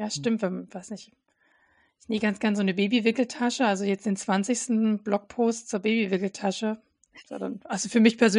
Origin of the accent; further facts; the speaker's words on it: Saxony, Germany; Ich bin ja, komme ja ursprünglich aus Sachsen